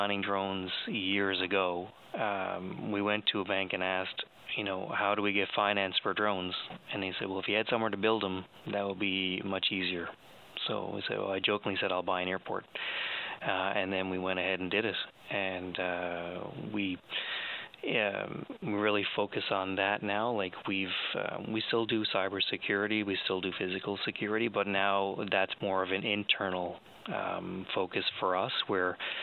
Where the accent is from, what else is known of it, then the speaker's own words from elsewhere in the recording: St. John's, Newfoundland and Labrador, Canada; also born or lived in Ontario; now in Stephenville, Canada; I'm from Newfoundland originally. I'm from St. John's.